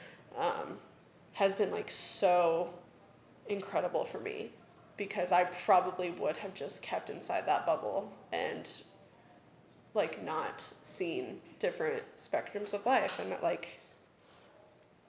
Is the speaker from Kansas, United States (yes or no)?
yes; Johnson County, Kansas, United States; I grew up in Johnson County. I grew up in, like, the whitest county in Kansas, probably